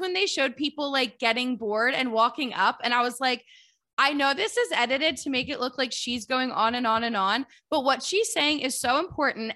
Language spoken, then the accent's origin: English; Philadelphia, Pennsylvania, United States; I'm from Philadelphia